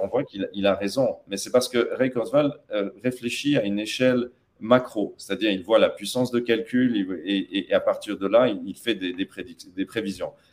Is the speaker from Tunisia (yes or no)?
yes; Tataouine, Tataouine Governorate, Tunisia; moved away; also born or lived in United States; je suis franco-tunisien, mais j'ai grandi notamment à Tatabine